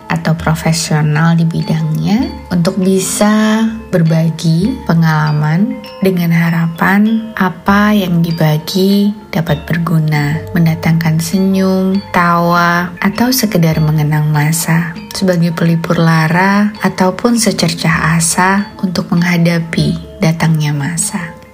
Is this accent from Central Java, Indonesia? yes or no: yes; Banjarnegara, Central Java, Indonesia; born there; Aku lahir di Banjarnegara.